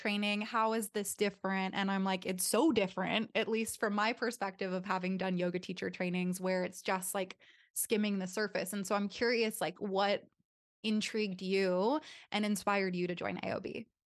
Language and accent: English; Southern California, United States; now in Austin, United States; I'm from Southern California